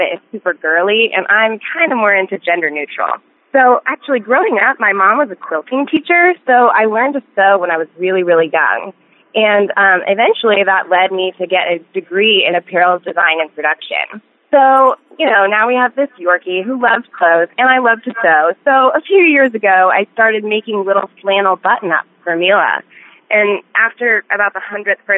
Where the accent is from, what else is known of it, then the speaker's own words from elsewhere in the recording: Colorado, United States; moved away; we're originally from Colorado